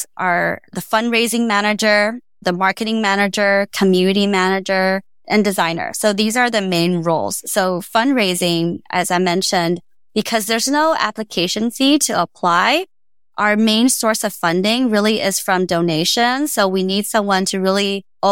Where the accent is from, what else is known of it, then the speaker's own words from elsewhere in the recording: Taiwan; also born or lived in Austin; now in United States; where I came from Taiwan